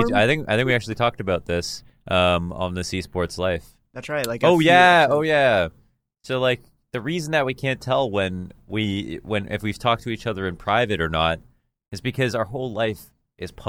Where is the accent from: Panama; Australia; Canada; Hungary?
Canada